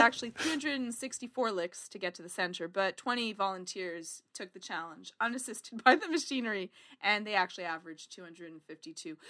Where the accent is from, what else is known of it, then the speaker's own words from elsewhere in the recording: Canada; accent: Canadian; my Canadian accent